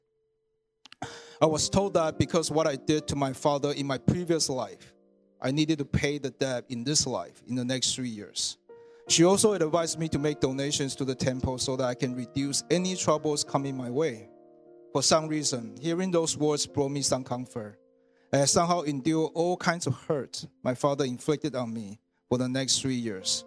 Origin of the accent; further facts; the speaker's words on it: Taiwan; moved away as an adult; now in Canada; I was born in Taiwan, and I came to Canada to study engineering in 1998.